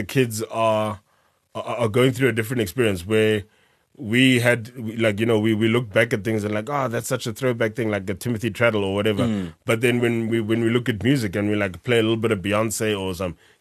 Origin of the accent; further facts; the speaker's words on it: South Africa; accent: South African; our South African accents